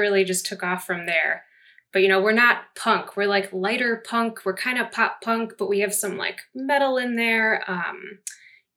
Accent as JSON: {"language": "English", "town": "Chicago", "region": "Illinois", "country": "United States", "said": "I'm from Chicago, that's in the Midwest"}